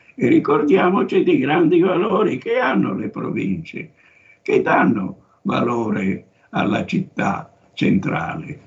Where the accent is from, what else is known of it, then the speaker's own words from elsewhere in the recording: Sondrio, Lombardy, Italy; moved away; also born or lived in Rome; io vengo da Sondrio in Valtellina. Ero un provinciale